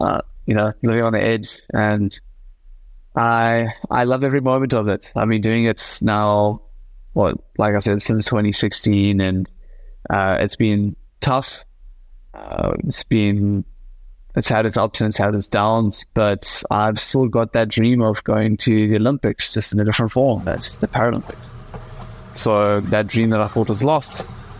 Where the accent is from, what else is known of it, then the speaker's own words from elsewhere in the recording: South Africa; representing my country as a South African gymnast